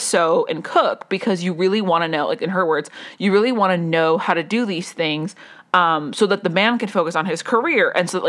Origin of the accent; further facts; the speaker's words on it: Colombia; also born or lived in Las Vegas, United States; I did grow up in Colombia, but that's not what I'm trying to say. I grew up in Las Vegas for a little while.